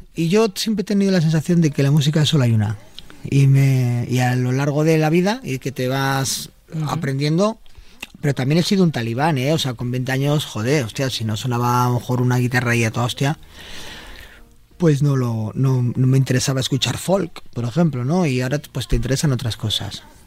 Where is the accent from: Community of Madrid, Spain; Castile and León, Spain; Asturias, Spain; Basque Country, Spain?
Basque Country, Spain; Bilbao; cuando naces en Bilbao eh, eres de la Virgen de Begoña y del Atleti